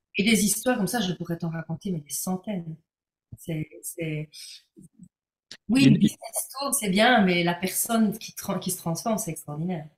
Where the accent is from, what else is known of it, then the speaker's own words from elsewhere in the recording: Belgium; pour une belge